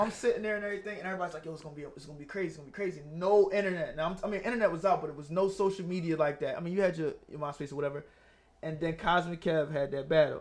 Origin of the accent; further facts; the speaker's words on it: Philadelphia, Pennsylvania, United States; I'm from Germantown, but I lived in West